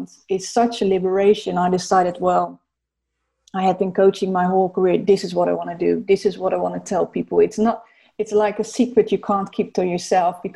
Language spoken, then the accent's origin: English; Netherlands; moved away as an adult; also born or lived in South Africa / London; I'm Dutch, by the way, so I'm from the Netherlands.